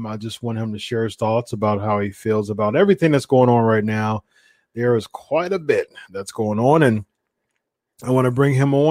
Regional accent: Columbus, Ohio, United States; I'm from Columbus, Ohio

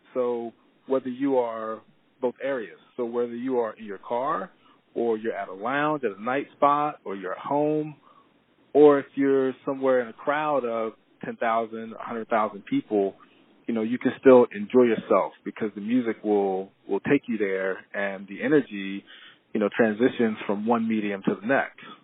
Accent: East Coast, United States; growing up on the East Coast

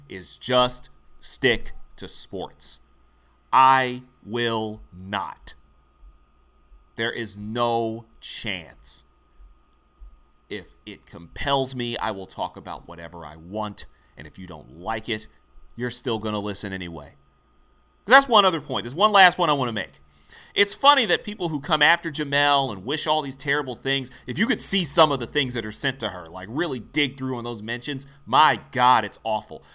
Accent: Detroit, Michigan, United States; we're both from Detroit, both went to Michigan State

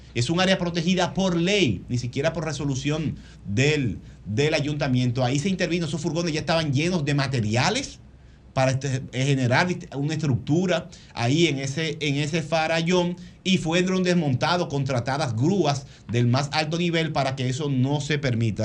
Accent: San Isidro, Distrito Nacional, Dominican Republic; la Junta Municipal San Luis, San Isidro, de donde soy

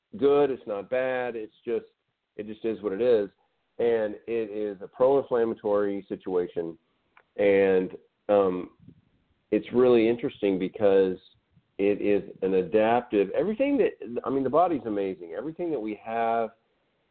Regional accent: Arkansas, United States; I'm from Arkansas, so we played barefoot

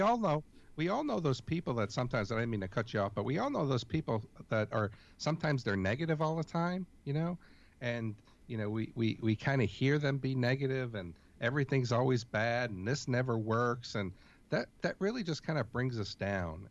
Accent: New York City, New York, United States; I grew up in New York City

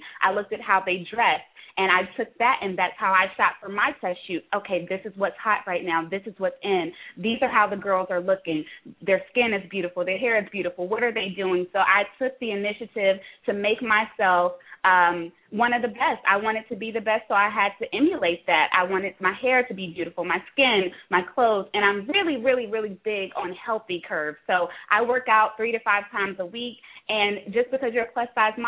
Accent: Roanoke, Virginia, United States; I am originally from Roanoke, Virginia.

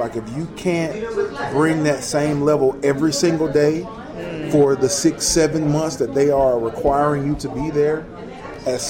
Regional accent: the South, United States; also born or lived in Alabama; we're both from the South, like, you know, we pretty much grew up the exact same way.

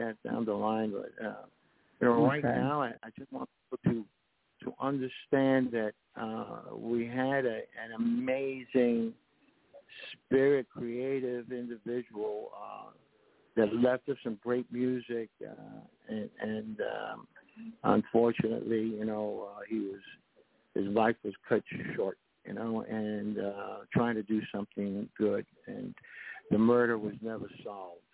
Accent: New York City, New York, United States; moved away as an adult; also born or lived in Los Angeles / South Bronx / South of France; I grew up in New York.

